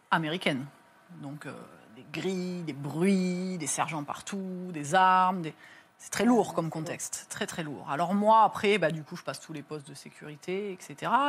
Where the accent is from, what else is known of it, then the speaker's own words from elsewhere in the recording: France; je lui dis, mais je vous en supplie, je viens de France, c'est pas dans les règles